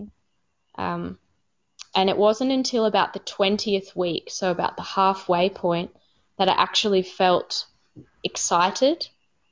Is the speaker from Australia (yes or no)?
yes; Australia; first language English; moved away as an adult; also born or lived in Cambodia; being an Australian woman who spoke English as a first language